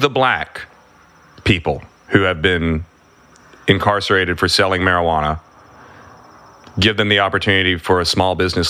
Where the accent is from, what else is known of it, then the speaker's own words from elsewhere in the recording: Springfield, Tennessee, United States; I grew up in Springfield, Tennessee.